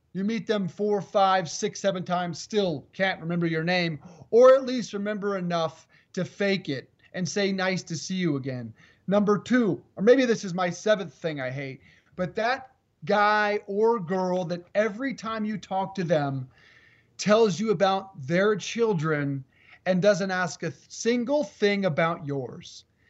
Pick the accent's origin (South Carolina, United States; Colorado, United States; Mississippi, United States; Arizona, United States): Colorado, United States; moved away; I'm in Colorado, in my home state